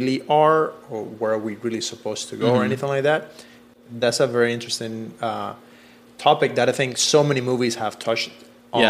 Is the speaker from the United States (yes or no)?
no; Cuba; moved away; I come from Cuba.